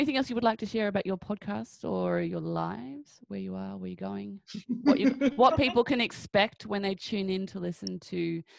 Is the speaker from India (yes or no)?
no; Australia; I even in Australia, people are like, oh, so where are you from? And I'm like, here. What do you mean? Like, I'm Australian too, you know.